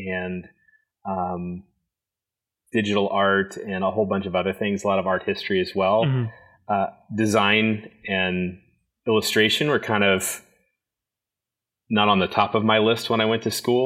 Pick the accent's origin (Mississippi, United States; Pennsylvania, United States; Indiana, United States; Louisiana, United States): Indiana, United States; Indianapolis; I grew up on the south side of Indianapolis in kind of a blue-collar family.